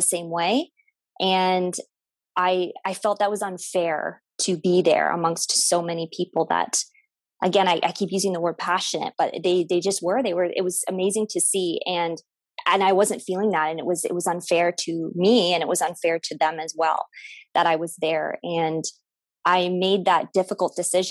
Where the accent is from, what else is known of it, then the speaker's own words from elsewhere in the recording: Windsor, Ontario, Canada; also born or lived in Toronto, Canada; I'm from Windsor, Ontario, born and raised from Windsor, Ontario.